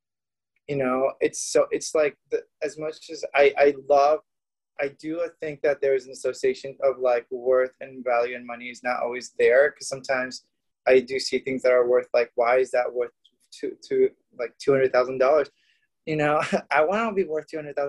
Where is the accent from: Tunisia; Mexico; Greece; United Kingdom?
Mexico; now in Los Angeles, United States; I grew up in Mexico.